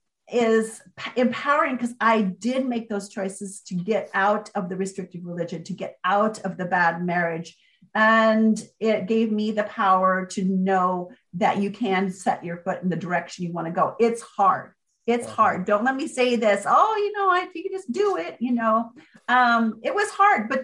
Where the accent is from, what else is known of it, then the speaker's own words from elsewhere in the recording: Port Orchard, Washington, United States; I finally got back to my hometown here in Port Orchard, Washington, with my kids